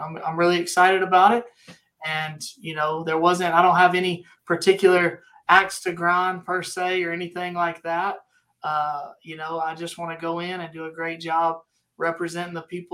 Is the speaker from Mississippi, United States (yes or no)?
yes; Hurley, Mississippi, United States; moved away as an adult; also born or lived in Waxahachie, Texas; now in Midlothian, United States; I'm from Mississippi, down on the coast, down near the Biloxi area, a little town called Hurley. That's where I was born and raised